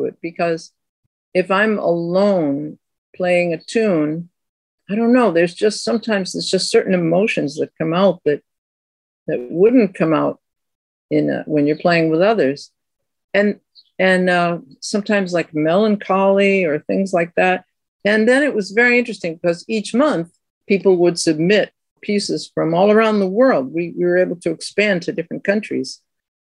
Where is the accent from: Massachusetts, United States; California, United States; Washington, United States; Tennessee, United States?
Massachusetts, United States; Boston; now in Queens, New York, United States; I live in Queens. I come from Boston